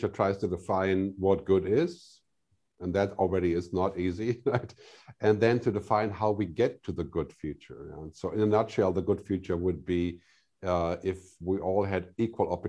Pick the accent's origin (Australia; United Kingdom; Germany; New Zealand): Germany; now in Switzerland; I'm from Germany